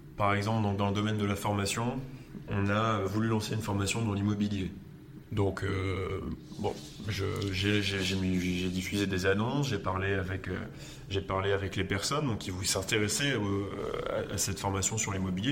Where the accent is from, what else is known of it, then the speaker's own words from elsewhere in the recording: Lille, Hauts-de-France, France; je suis Lillois